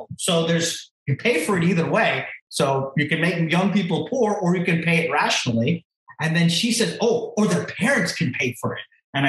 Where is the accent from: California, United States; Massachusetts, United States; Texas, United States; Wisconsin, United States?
Texas, United States; Beaumont; I'm from Beaumont, Texas.